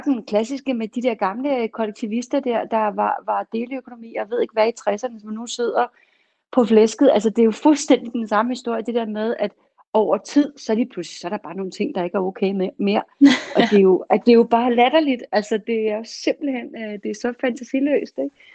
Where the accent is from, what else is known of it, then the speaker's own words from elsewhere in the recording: Copenhagen, Capital Region of Denmark, Denmark; jeg er jo ellers københavner, så jeg bor i København